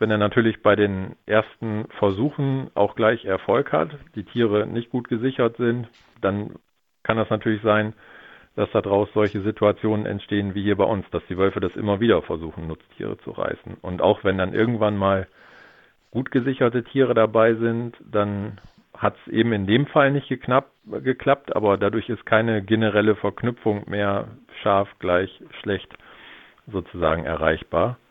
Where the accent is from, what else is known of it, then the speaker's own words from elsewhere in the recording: Lower Saxony, Germany; bei uns in Niedersachsen